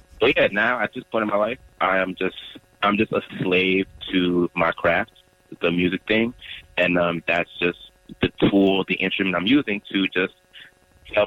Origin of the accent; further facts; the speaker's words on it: Durham, North Carolina, United States; also born or lived in Nigeria (ancestry); now in Charlotte, United States; Born and raised in Durham, North Carolina, a child of Nigerians